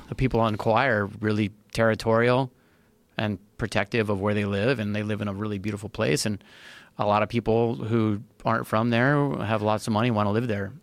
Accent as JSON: {"language": "English", "area": "Big Island", "region": "Hawaii", "country": "United States", "tie": "born or raised there", "also_born_or_lived": "California", "said": "I was born and raised on the Big Island"}